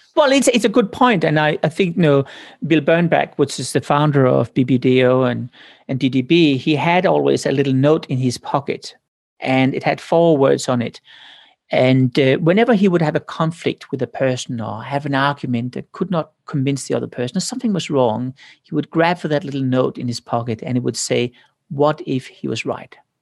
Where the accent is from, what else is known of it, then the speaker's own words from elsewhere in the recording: Denmark; moved away; I came from Denmark, ninety-nine point nine percent are Protestants